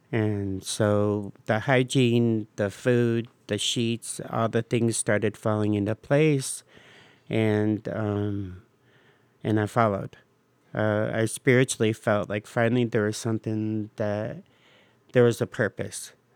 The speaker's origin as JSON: {"language": "English", "town": "Bowling Green", "region": "Ohio", "country": "United States", "also_born_or_lived": "Cleveland Heights, Ohio / Euclid, Ohio", "moved": "yes", "lives_now": "Cleveland, United States", "said": "I'm from Bowling Green."}